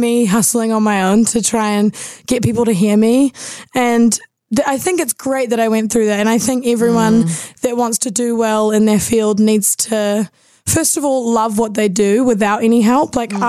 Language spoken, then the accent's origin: English; Auckland, New Zealand; born or raised there